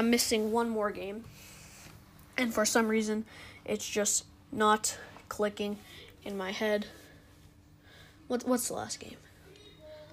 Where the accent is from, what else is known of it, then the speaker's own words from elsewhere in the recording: United States; I'm American